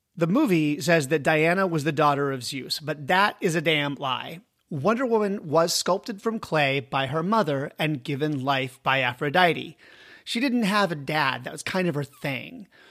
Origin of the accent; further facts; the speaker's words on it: United States; I am an American.